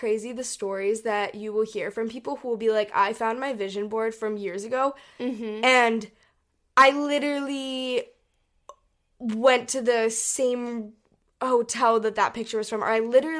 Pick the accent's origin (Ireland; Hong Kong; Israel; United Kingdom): Hong Kong; We grew up in Hong Kong and we traveled all over Asia